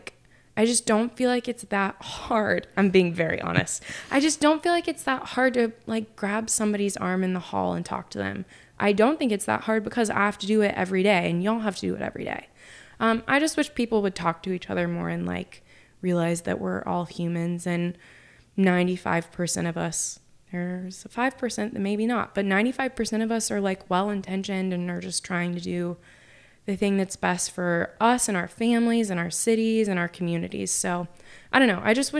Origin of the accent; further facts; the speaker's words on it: Oklahoma, United States; also born or lived in Utica, New York / Nashville, Tennessee; I was born in Utica, New York, and then we moved to Nashville and we lived there until I was 7. And then we lived in Oklahoma and that's where I lived until, obviously I moved.